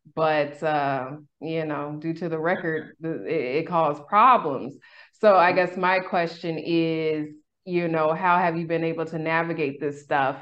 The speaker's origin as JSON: {"language": "English", "town": "Sacramento", "region": "California", "country": "United States", "tie": "born or raised there", "said": "in my hometown. I'm originally from Sacramento, California, Sac Town"}